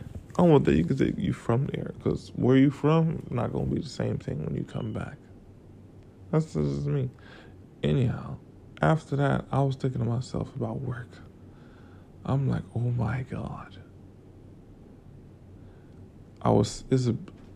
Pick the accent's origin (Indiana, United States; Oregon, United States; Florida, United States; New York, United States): Florida, United States; now in Atlanta, United States; I'm from Florida.